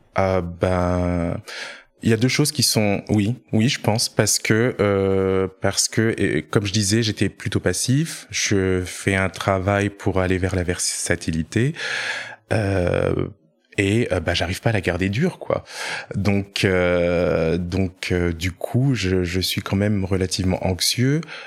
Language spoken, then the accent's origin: French; Orléans, Centre-Val de Loire, France; moved away; je viens d'Orléans à la base